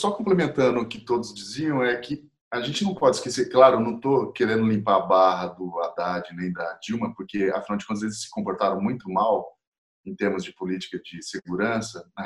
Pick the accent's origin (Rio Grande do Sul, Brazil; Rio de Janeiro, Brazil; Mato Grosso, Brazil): Mato Grosso, Brazil; also born or lived in São Paulo; Eu sou mato-grossense, mas eu vivi muito em São Paulo, sempre tive toda a minha família paterna é paulista.